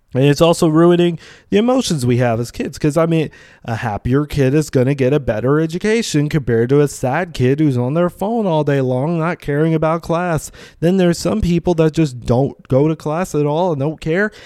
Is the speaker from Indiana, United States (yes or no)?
yes; Vincennes, Indiana, United States; now in Bloomington, United States; I originally was born and grew up in Vincennes